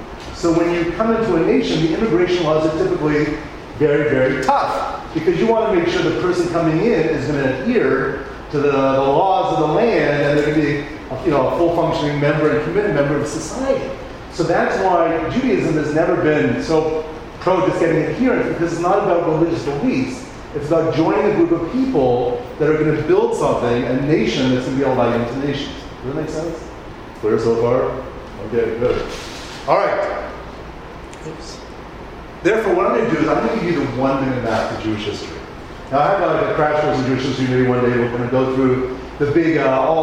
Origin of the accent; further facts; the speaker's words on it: Canada; I'm Canadian